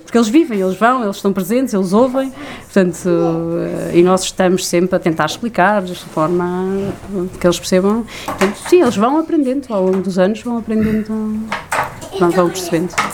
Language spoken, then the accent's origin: Portuguese; Coimbra, Centro, Portugal; moved away as an adult; now in Lisbon, Portugal; somos de Coimbra e mudámos para cá no início do nosso casamento